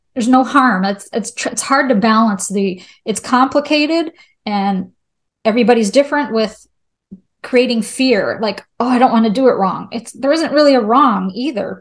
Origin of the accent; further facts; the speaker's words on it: Charlotte, North Carolina, United States; I'm from the Charlotte area, there's a lot of banks